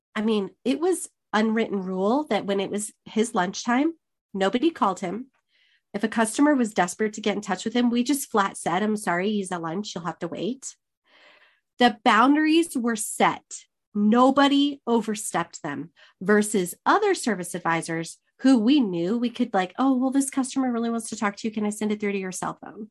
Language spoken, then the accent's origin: English; Arizona, United States; all my life growing up in Arizona